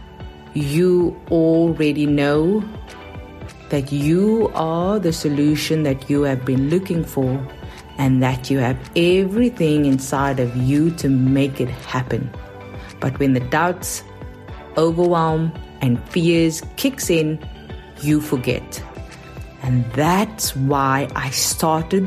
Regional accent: South Africa; accent: South African; moved away as an adult; now in New York, United States; in case you are wondering about my accent, even though I've been living in New York for a decade now, it is South African

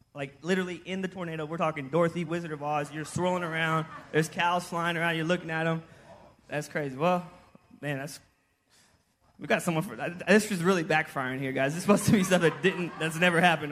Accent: Houston, Texas, United States; moved away; also born or lived in Kansas; I'm from Houston

